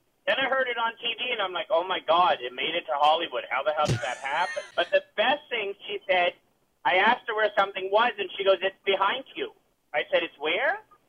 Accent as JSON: {"language": "English", "town": "Halifax", "region": "Nova Scotia", "country": "Canada", "tie": "born or raised there", "said": "I grew up in Halifax"}